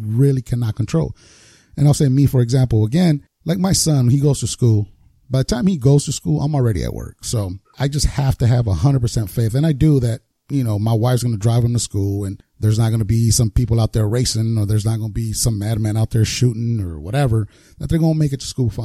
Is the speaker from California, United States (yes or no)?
yes; Los Angeles, California, United States; growing up in South Central where I did